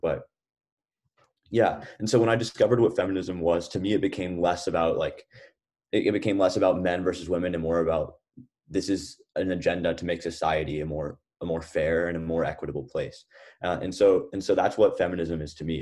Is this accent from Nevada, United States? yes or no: no; Lubbock, Texas, United States; moved away as an adult; also born or lived in Atlanta, Georgia; I was born in Atlanta, Georgia, but I actually spent my whole life growing up in Lubbock, Texas.